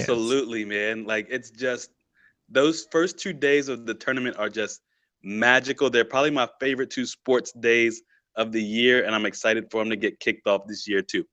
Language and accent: English; Stanton, United States; Tyler was from Stanton, and that's, like, my hometown